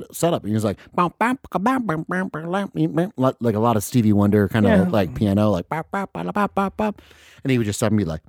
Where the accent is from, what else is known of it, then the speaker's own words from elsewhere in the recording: Florida, United States; also born or lived in Midwest; So half Florida, half the Midwest. It's weird.